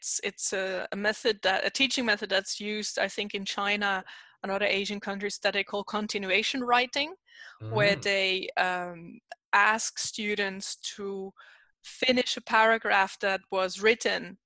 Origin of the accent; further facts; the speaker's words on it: German part of Switzerland, German-speaking Switzerland, Switzerland; English is a second language; now in Canada; I am Dutch, but I was born and raised in Switzerland